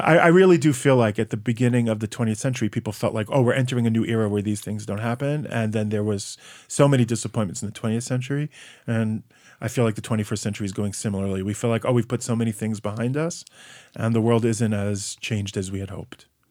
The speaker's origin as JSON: {"language": "English", "country": "United States", "moved": "yes", "lives_now": "Israel", "said": "I'm, I'm American patriot"}